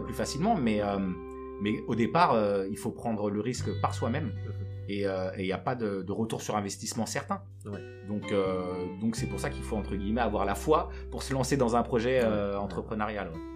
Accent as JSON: {"language": "French", "town": "Aubervilliers", "region": "Île-de-France", "country": "France", "tie": "born or raised there", "also_born_or_lived": "Senegal", "said": "je suis, né au Sénégal. Je suis arrivé euh, en France euh, très jeune. et j'ai grandi à Aubervilliers."}